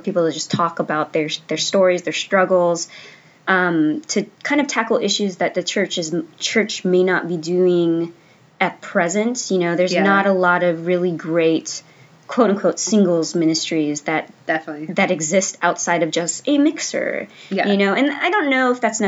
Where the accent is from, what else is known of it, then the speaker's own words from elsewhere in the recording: San Jose, California, United States; also born or lived in San Francisco; now in Los Angeles, United States; I grew up in San Jose